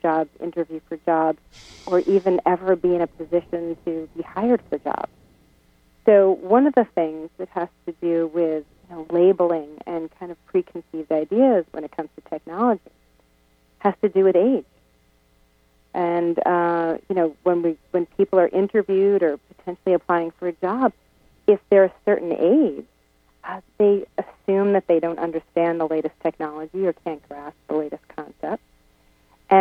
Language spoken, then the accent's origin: English; United States; I'm an American citizen.